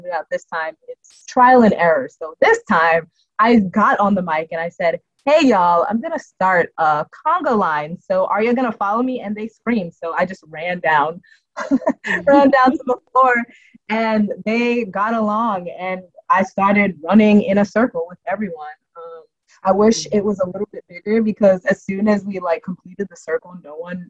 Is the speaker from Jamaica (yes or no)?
yes; Jamaica; I'm Jamaican